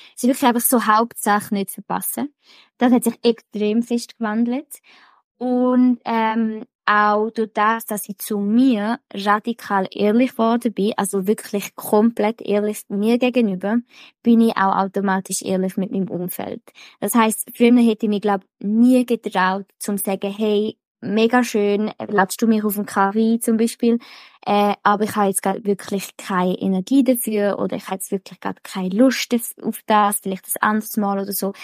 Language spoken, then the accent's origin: German; Switzerland; bei uns in der Schweiz